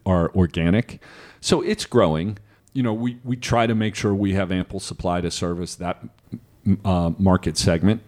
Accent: Midwest, United States; I grew up in the Midwest

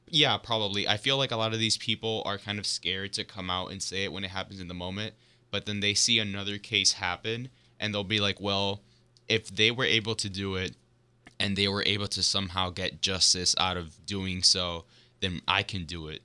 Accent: Miami, Florida, United States; I'm from Florida. I'm also from Miami, just like Chris. We both went to the same high school

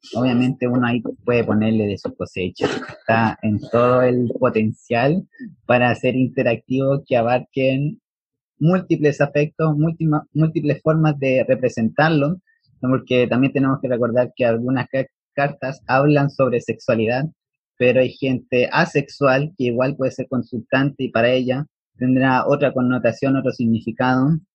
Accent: Chile; soy de Chile

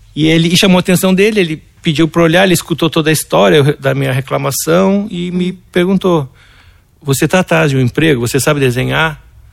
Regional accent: Porto Alegre, Rio Grande do Sul, Brazil; Nasci em Porto Alegre

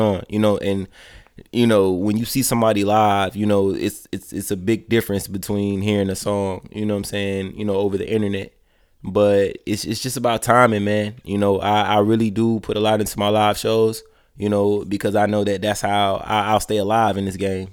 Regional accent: Columbus, Georgia, United States; moved away as an adult; also born or lived in Daytona, Florida / Atlanta, Georgia; I'm from Columbus, Georgia.

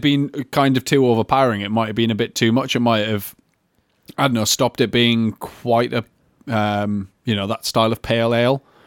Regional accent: Newcastle upon Tyne, North East England, United Kingdom; I'm from Newcastle.

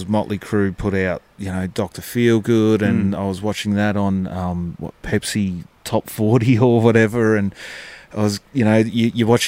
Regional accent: Melbourne, Victoria, Australia; I grew up in Greensboro

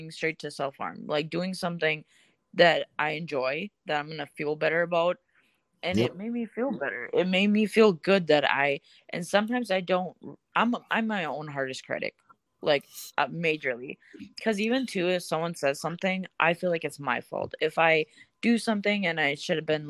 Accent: Russia; now in Minnesota, United States; I'm from Russia.

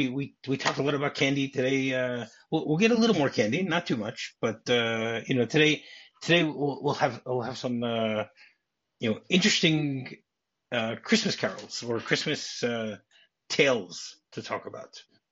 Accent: East Coast, United States; also born or lived in Midwest; I grew up also in on the East Coast and Midwest, so I don't know anything about LA or anything like that.

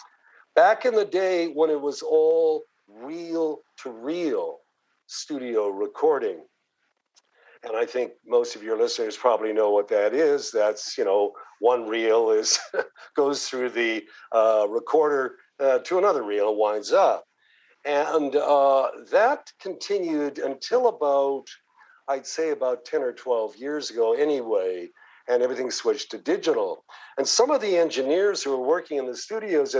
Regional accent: Canada; born or raised there; accent: Canadian; moved away as an adult; also born or lived in Toronto / New York City; now in United States

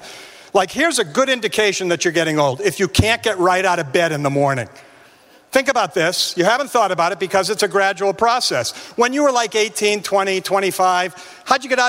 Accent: West Bridgewater, Massachusetts, United States; I grew up in New England, Massachusetts, grew up down in West Bridgewater

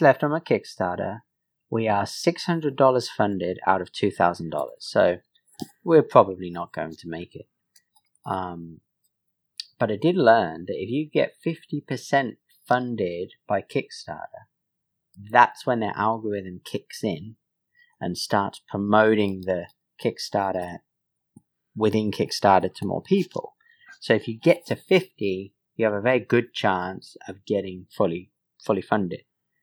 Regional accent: England, United Kingdom; I'm English

